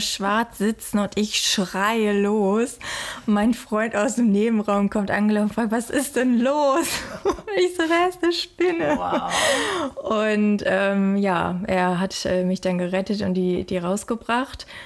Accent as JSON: {"language": "German", "country": "Germany", "moved": "yes", "lives_now": "Australia", "said": "bei uns in Deutschland"}